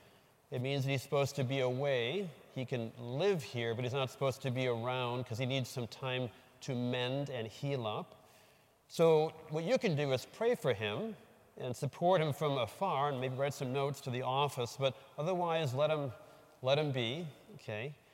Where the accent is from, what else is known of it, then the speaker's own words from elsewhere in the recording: Burlington, Wisconsin, United States; also born or lived in West Bend, Wisconsin; I'm from Burlington, so way south of here.